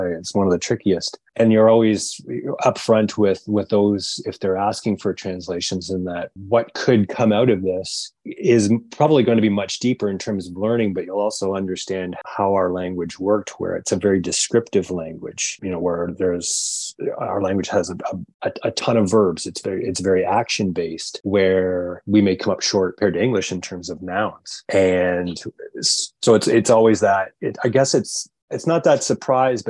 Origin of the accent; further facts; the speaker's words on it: Munsee-Delaware Nation, Ontario, Canada; I'm from up the river. So I'm from Munsee Delaware Nation, which is located upriver on the Thames River